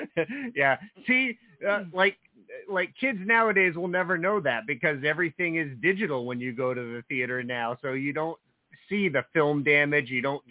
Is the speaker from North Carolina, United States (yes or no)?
no; New Jersey, United States; Well, you know, I grew up in New Jersey, so some of my earliest experiences going to the movies when I was old enough to drive into New York City with my friends